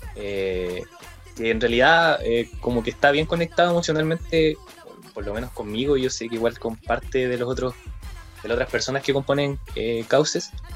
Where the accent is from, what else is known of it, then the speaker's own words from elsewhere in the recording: Lebu, Biobío, Chile; also born or lived in Concepción; soy de Leu